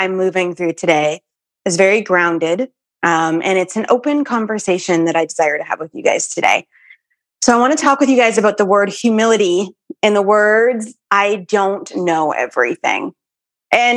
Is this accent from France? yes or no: no; Winnipeg, Manitoba, Canada; I grew up in Winnipeg, Manitoba.